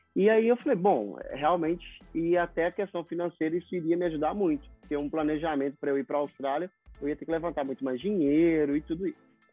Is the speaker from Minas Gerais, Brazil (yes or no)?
yes; Belo Horizonte, Minas Gerais, Brazil; moved away as an adult; now in United States; sou de Belo Horizonte e eu mudei para cá para aprender inglês